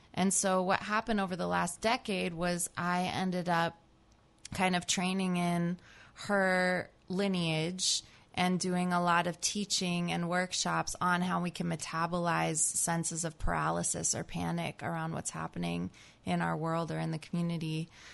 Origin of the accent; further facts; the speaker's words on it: New Jersey, United States; moved away as an adult; also born or lived in California; now in Berkeley, United States; I grew up in New Jersey, actually